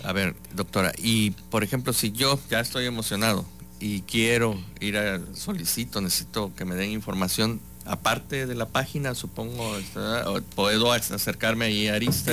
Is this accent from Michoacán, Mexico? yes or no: no; Veracruz, Mexico; soy veracruzano